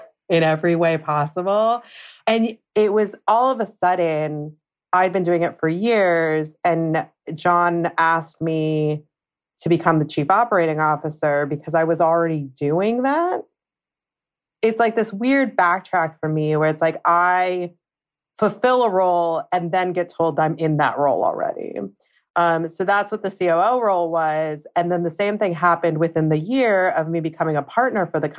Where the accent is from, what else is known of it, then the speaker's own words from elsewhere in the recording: Southern California, United States; I grew up in Southern California